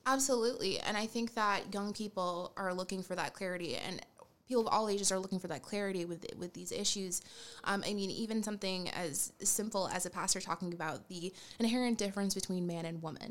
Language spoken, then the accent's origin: English; Rhode Island, United States; now in Boston, United States; I currently live in Boston, but I'm originally from Rhode Island.